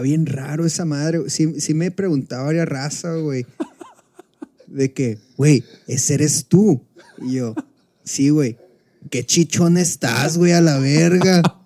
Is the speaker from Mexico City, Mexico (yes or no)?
no; Culiacán, Sinaloa, Mexico; estoy en Culiacán, güey, estoy en Culiacán, mi ciudad natal